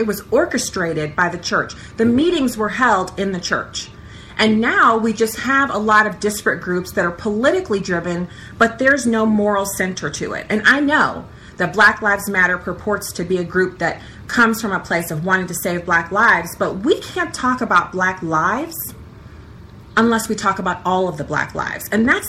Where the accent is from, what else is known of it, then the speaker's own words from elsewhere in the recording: Germany; now in United States; I didn't grow up in, you know, the inner city. I grew up in Germany.